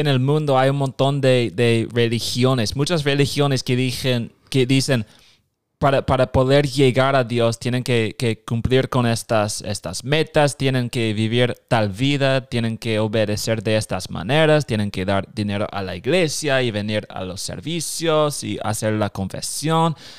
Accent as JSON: {"language": "Spanish", "region": "Nebraska", "country": "United States", "also_born_or_lived": "Guatemala", "second_language": "Spanish", "said": "Soy de Nebraska"}